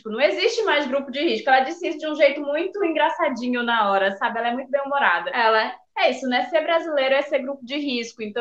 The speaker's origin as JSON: {"language": "Portuguese", "country": "Brazil", "said": "então a nossa alegria, mesmo sendo brasileira e sendo grupo de risco, né?"}